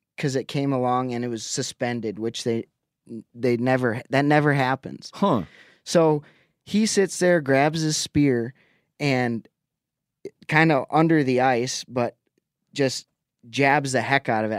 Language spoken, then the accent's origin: English; Lake Winnebago, Wisconsin, United States; moved away; Lake Winnebago. That's where I grew up in Wisconsin